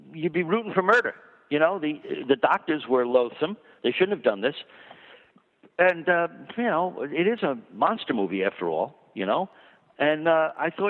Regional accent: Long Island, New York, United States; I grew up on 42nd Street as much as I grew up on Long Island.

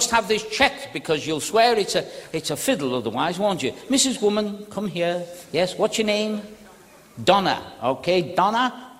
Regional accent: the north of England, United Kingdom; I'm from the north as well, love.

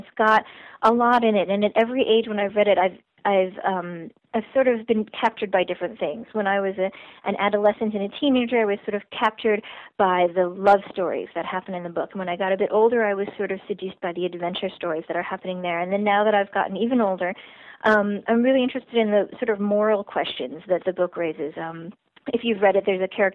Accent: Shaker Heights, Ohio, United States; Shaker Heights, my hometown

